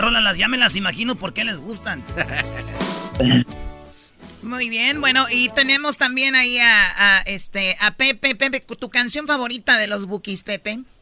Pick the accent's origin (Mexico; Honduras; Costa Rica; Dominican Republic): Mexico; Michoacán; Soy de Michoacán, aquí somos bien rápidos.